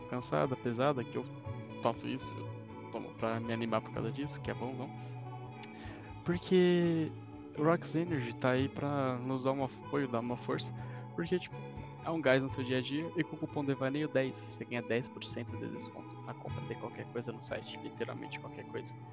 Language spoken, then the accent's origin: Portuguese; Brazil; A gente é brasileiro, né?